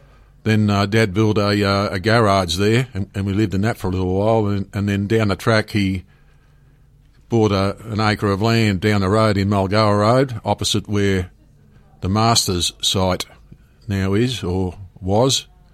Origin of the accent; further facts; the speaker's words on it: Germany; born there; I was born in Germany in 1948. My parents were of Ukrainian background and found themselves in Germany during the war as in forced labour camps.